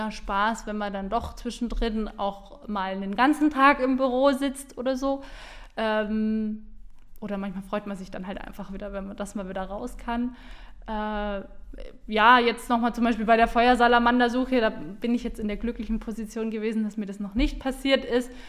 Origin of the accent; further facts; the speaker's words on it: Bamberg, Bavaria, Germany; Also ich komme aus Bamberg, bin da geboren, aufgewachsen ähm, und ja, Franken ist einfach so ein äh, tolles Stückchen Land